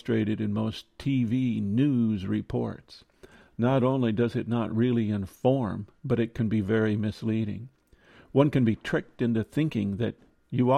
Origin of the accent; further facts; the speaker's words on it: Midwest, United States; Growing up in the Midwest